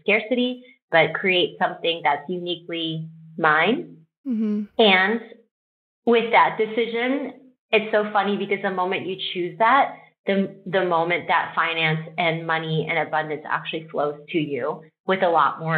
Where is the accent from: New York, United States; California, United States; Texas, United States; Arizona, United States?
Texas, United States; I'm Korean American. I grew up in Texas